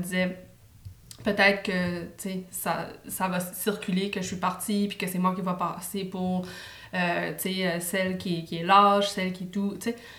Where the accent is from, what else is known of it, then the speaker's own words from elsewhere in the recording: New Brunswick, Canada; now in Montreal, Canada; je, suis acadienne, je viens du Nouveau-Brunswick